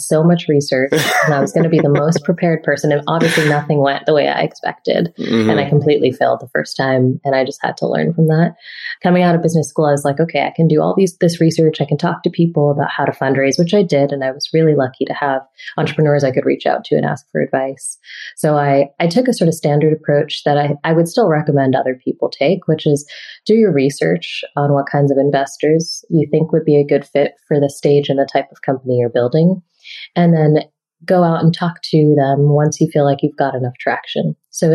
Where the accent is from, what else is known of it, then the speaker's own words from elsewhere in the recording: Boston, Massachusetts, United States; moved away; I grew up in Boston and I love Boston